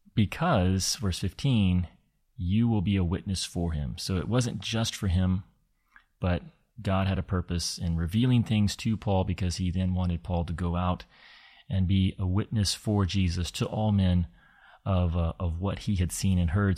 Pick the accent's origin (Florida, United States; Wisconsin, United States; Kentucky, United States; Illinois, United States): Kentucky, United States; I had grown up in in a part of the states that's known as the Bible Belt, and uh, a lot of my childhood was spent in Kentucky